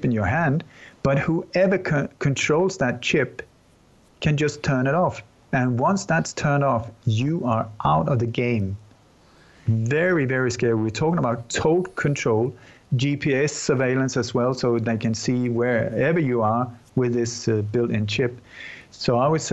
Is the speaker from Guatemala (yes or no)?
no; Sweden; also born or lived in Denmark; I'm born in Denmark, but I grew up in Sweden.